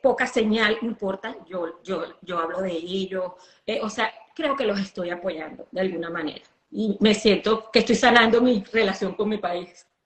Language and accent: Spanish; Venezuela; accent: caraqueña; now in United States; Yo soy como una arepa, o sea, más criolla imposible. Yo todos los días hablo como un venezolano, todos los días